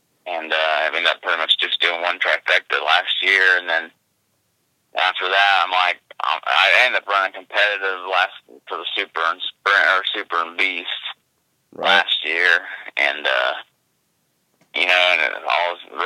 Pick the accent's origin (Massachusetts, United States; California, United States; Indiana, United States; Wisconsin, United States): Indiana, United States; Born and raised in Indiana, so I haven't left here